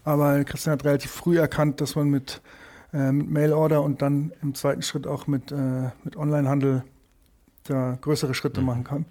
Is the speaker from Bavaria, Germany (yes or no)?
yes; Munich, Bavaria, Germany; also born or lived in New York; ich bin hier im Olympiadorf aufgewachsen in, in München